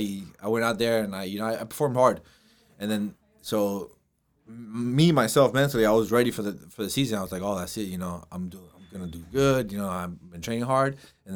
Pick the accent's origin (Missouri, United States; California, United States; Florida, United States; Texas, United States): Florida, United States; Miami; I'm from Miami.